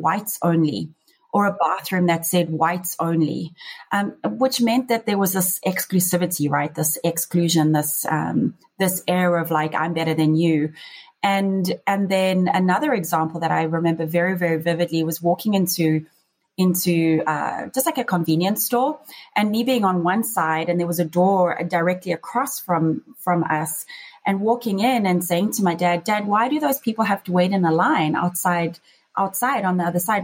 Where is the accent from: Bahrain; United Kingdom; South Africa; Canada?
South Africa; moved away as an adult; now in Las Vegas, United States; growing up in South Africa